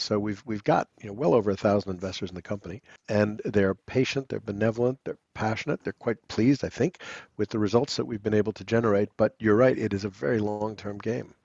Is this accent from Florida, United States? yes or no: no; New York City, New York, United States; also born or lived in London, United Kingdom; now in Cotswolds, United Kingdom; on the upper east side of Manhattan. Real New Yorkers, as we used to call ourselves